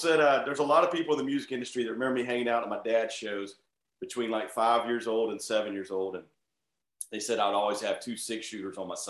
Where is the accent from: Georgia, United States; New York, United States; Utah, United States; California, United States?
Georgia, United States; Atlanta; We're from Atlanta